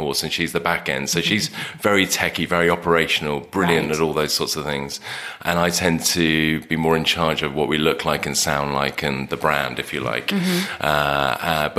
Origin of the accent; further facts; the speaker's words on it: England, United Kingdom; we're English.